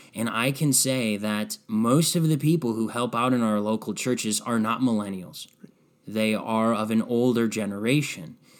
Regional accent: Strongsville, Ohio, United States; moved away as an adult; also born or lived in Red Bank, New Jersey; move back to my hometown of Strongsville

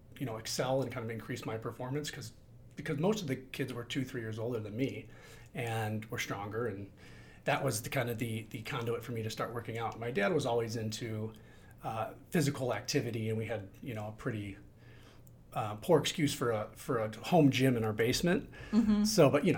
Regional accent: Midwest, United States; I grew up in the Midwest

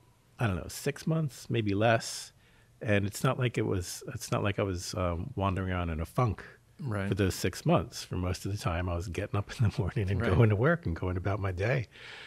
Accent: Philadelphia, Pennsylvania, United States; I grew up in Philadelphia.

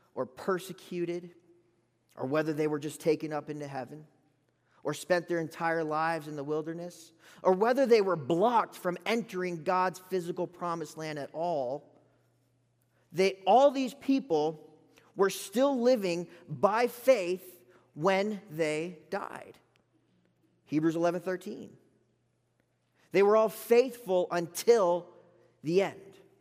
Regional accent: Gulf Coast of South Florida, United States; now in Lubbock, United States; I'm from the Gulf Coast of Florida

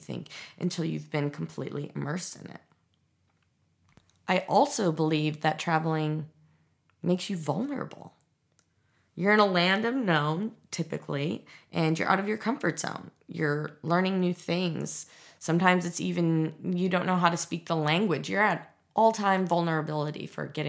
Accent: Midwest, United States; growing up in the Midwest

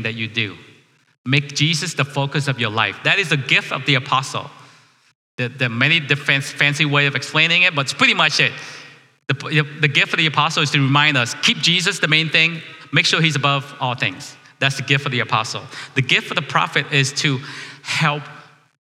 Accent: Vietnam; now in United States; I'm a refugee from Vietnam.

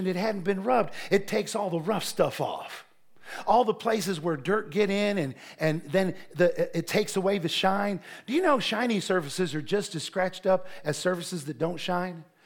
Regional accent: Ohio, United States; moved away; I was preaching in Ohio. Sheree and I were there at a church in my hometown

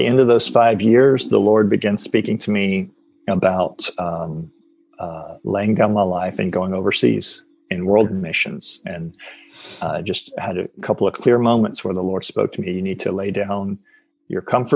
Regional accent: Alabama, United States; now in Belgium; I grew up in Alabama in the States

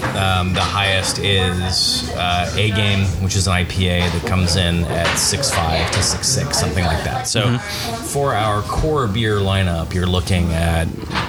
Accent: the South, United States; I was born and raised in the South. There's not a massive craft beer culture in the area where I had grown up.

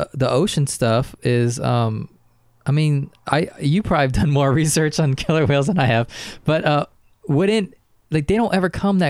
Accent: Orlando, Florida, United States; I'm from Orlando and the Florida area.

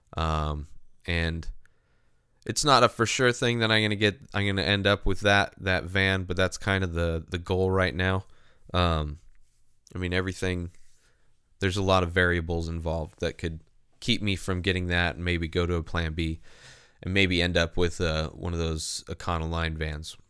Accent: Southern California, United States; also born or lived in San Diego; growing up in Southern California

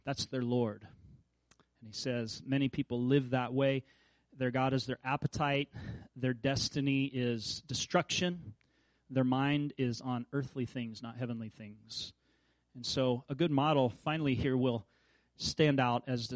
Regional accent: Kansas, United States; I grew up in Kansas.

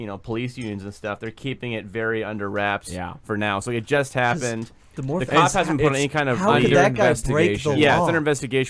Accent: Seattle, Washington, United States; this came out of my hometown over in Seattle.

